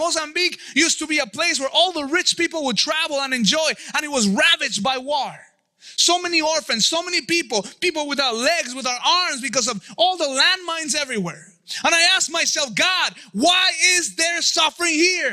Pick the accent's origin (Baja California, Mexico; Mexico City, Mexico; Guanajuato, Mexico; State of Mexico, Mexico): Mexico City, Mexico; moved away; I grew up in Mexico City